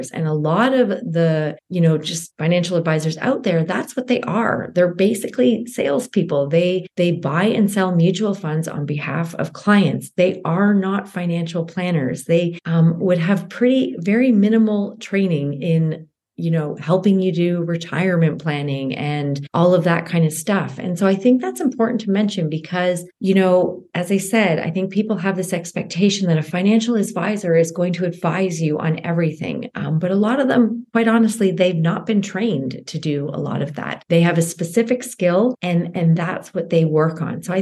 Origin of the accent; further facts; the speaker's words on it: Canada; I am a Canadian uh, CPA